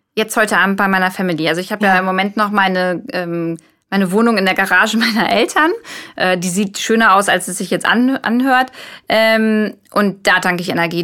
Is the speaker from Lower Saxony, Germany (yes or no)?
yes; Braunschweig, Lower Saxony, Germany; ich komme aus Braunschweig